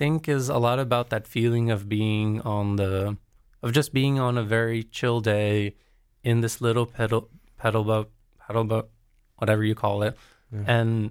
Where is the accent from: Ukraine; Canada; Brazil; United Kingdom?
Brazil; also born or lived in United States; especially because I grew up in Brazil and in the States.